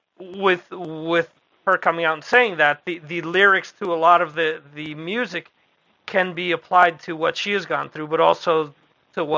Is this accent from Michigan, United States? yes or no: no; Dover, New Jersey, United States; I mentioned that I was from originally from Morris County. The town where I grew up in is where Joe Kubert actually started his school back in the 80s mm-hmm. in a town called Dover